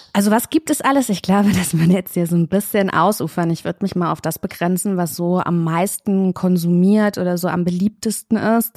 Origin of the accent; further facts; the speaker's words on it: Kassel, Hesse, Germany; moved away as an adult; now in Berlin, Germany; Ich komme ursprünglich aus Kassel